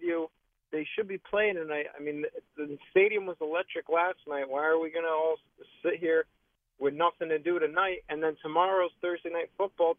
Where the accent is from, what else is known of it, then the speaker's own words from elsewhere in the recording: Connecticut, United States; I'm from Connecticut, but I'm over here in Hunts Point in the Bronx working.